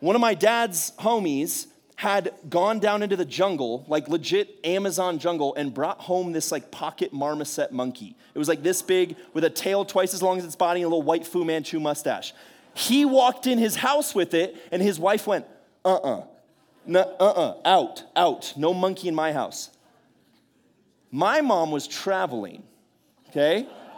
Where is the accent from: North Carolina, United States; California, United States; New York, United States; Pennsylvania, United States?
California, United States; also born or lived in Bay Area; But I'm not from San Diego originally. I kind of bounced all around California. I was born up in the Bay Area, and so I'm a massive San Francisco Giants fan.